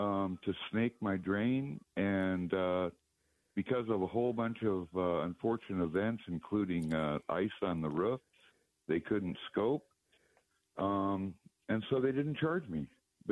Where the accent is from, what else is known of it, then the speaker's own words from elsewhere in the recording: Phoenix, Arizona, United States; now in Winslow, United States; I'm born and raised out of Phoenix